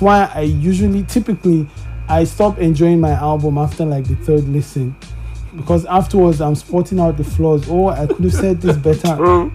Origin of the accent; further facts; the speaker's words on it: Kaduna, Kaduna State, Nigeria; now in Lagos, Nigeria; I grew up in Kaduna